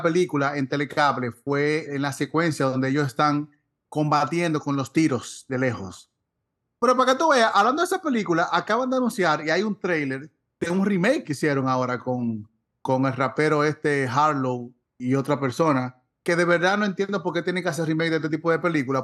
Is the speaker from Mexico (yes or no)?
no; Dominican Republic; nosotros como dominicanos tenemos mucho de béisbol